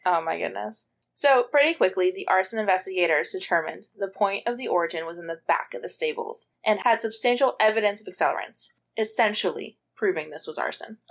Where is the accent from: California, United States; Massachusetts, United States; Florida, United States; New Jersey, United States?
New Jersey, United States; Cumberland County; born or raised there